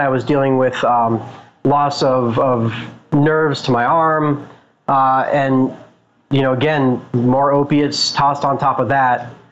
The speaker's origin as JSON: {"language": "English", "town": "Boulder", "region": "Colorado", "country": "United States", "tie": "born or raised there", "said": "I'm from Boulder, Colorado, so I definitely had uh, my my use of cannabis when I was younger in high school"}